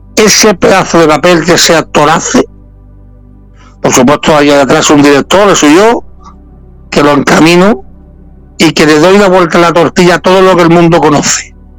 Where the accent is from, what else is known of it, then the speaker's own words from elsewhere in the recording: La Línea de la Concepción, Andalusia, Spain; de mi pueblo, de la línea, somos los dos, somos los dos linenses.